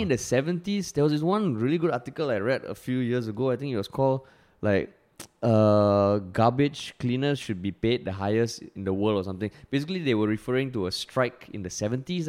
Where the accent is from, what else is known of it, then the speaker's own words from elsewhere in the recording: Singapore; growing up in Singapore, I don't know how it is now, but back then community service was so uncool